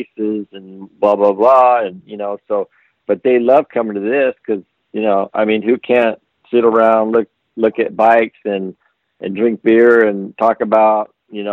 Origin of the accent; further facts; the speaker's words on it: Southern California, United States; I grew up in SoCal